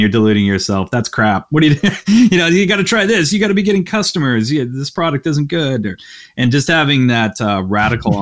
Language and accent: English; Canada; I'm Canadian